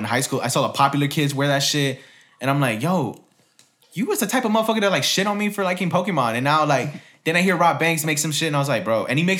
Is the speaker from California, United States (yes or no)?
no; Miami, Florida, United States; I was from Miami.